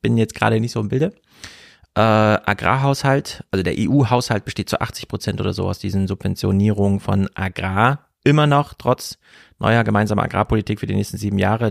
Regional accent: Germany; als Deutsche

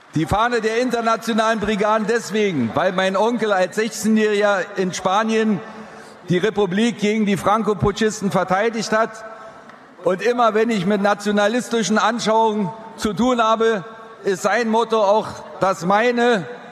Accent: Berlin, Germany; now in Gottberg, Germany; Ich stamme ursprünglich, hört man vielleicht noch, aus Berlin, bin dort geboren worden im Krankenhaus der Deutschen Volkspolizei

